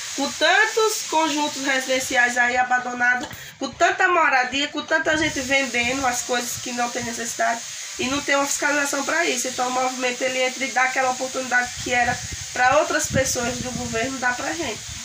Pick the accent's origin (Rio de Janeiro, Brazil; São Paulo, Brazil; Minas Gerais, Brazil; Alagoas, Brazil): Alagoas, Brazil; Arapiraca; also born or lived in Folha Miúda; Sou daqui de Arapiraca mesmo. Nasci num sítio